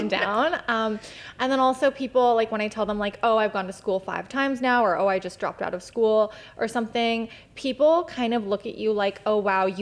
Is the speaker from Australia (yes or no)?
no; Chilliwack and Abbotsford, British Columbia, Canada; I'm from the Bible Belt of BC. So Chilliwack and Abbotsford